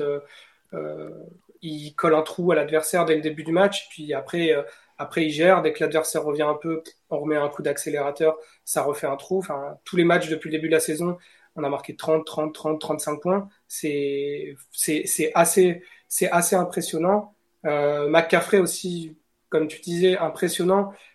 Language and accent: French; France; je viens de France